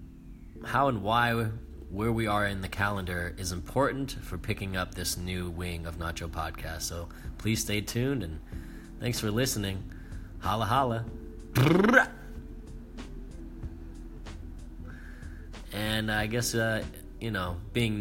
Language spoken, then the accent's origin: English; Oakland, California, United States; moved away as an adult; now in New York, United States; I have New York roots on my father's side, but I was born in California, raised in the West